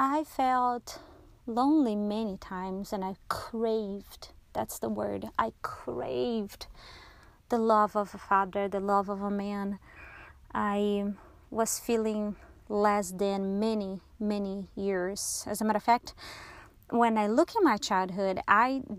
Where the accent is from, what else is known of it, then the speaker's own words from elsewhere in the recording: Brazil; I was born in Brazil